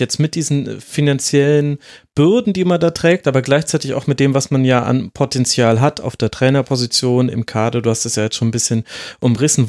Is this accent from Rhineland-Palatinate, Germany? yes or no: no; Franconia, Bavaria, Germany; bin ja selbstgebürtiger Bayer, äh, gebürtiger Franke ja sogar